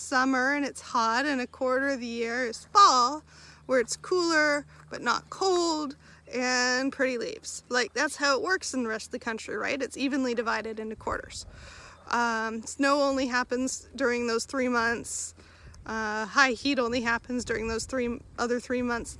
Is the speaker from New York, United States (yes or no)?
no; Southern California, United States; moved away; grew up in Southern California